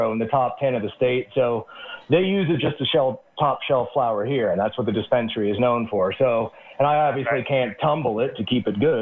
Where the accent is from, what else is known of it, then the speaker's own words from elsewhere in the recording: Alaska, United States; moved away; also born or lived in Eugene, Oregon; I grew up in Alaska and moved.